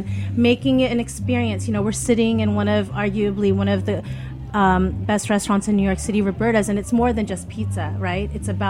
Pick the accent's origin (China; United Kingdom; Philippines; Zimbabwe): Philippines; it was all of our love about being Filipino